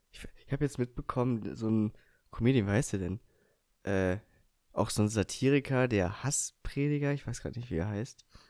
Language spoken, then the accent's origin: German; Eifel, Rhineland-Palatinate, Germany; wo ich herkomme. Und da habe ich eben auch gesagt, ja, aus der Eifel